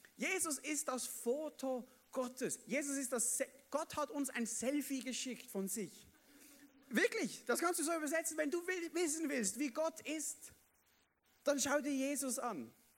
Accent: Basel-Landschaft, Switzerland; bei uns in der Schweiz, im Basel, Baselbiet, oder? Baselland komme ich ja her

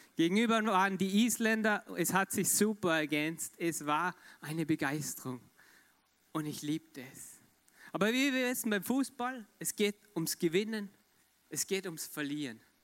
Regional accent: Austria; Ich komme aus Österreich.

